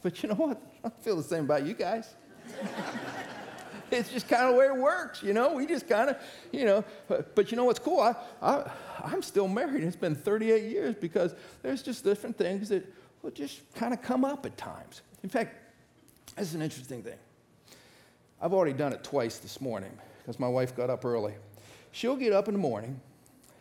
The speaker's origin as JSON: {"language": "English", "region": "Northeast Ohio", "country": "United States", "tie": "born or raised there", "said": "I grew up in Northeast Ohio"}